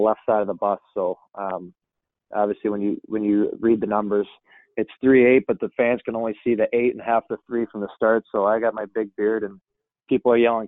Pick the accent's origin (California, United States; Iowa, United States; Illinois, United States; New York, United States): Illinois, United States; Chicago; I grew up in Chicago